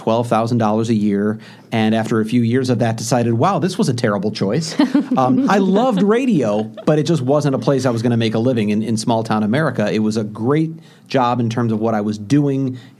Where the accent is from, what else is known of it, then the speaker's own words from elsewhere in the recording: St. Louis, Missouri, United States; moved away; I'm from St. Louis.